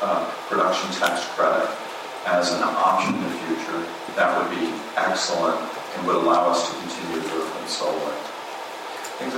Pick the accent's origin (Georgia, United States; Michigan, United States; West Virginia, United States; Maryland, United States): Georgia, United States; My home state of Georgia